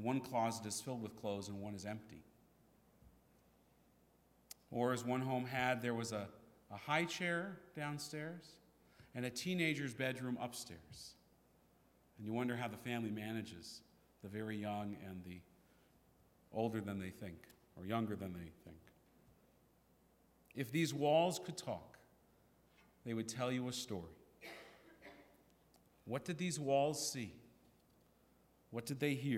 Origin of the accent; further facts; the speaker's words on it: San Francisco, California, United States; we were growing up in San Francisco